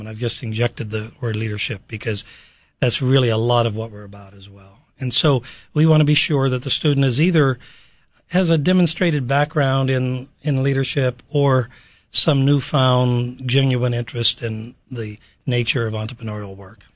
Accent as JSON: {"language": "English", "town": "Pittsburgh", "region": "Pennsylvania", "country": "United States", "said": "I'm from Pittsburgh, Pennsylvania"}